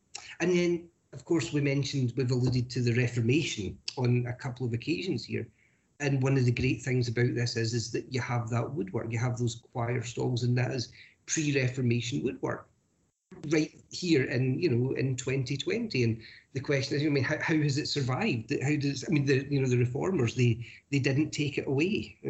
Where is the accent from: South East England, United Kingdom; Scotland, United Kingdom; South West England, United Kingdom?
Scotland, United Kingdom; Glasgow; And I speak jokingly here as I'm also a Glaswegian